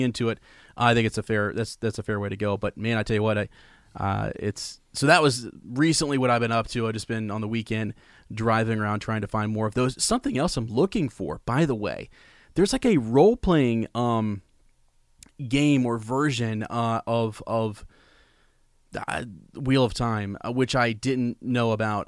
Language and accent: English; Columbus, Ohio, United States; I'm from Columbus